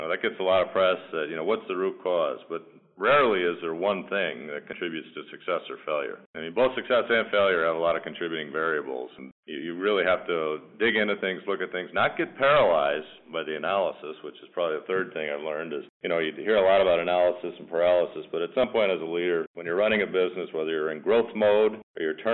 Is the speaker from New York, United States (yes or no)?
yes; Albany, New York, United States; moved away as an adult; also born or lived in New England; now in Wisconsin, United States; I'm originally from Albany, New York